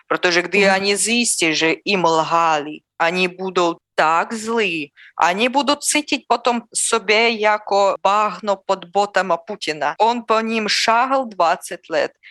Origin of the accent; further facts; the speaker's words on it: Russia; Czech is a second language; moved away; Já nemůžu udělat nic s tím, že já jsem narodila v Rusku.